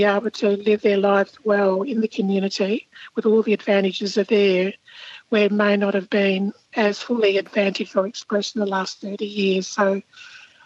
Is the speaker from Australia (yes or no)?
yes; South Australia, Australia; When I was growing up in South Australia